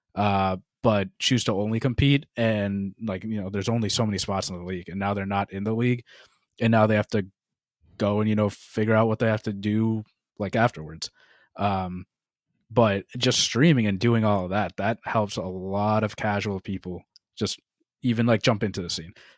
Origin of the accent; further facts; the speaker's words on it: Boston, Massachusetts, United States; we're from the Boston area